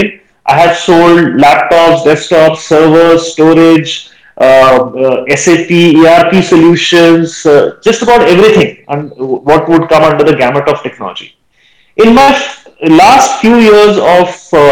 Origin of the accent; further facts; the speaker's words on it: Goa, India; I come from Goa.